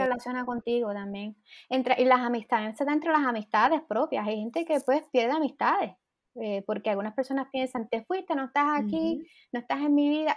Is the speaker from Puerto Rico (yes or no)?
yes; Puerto Rico; now in United States; yo quiero regresar a Puerto Rico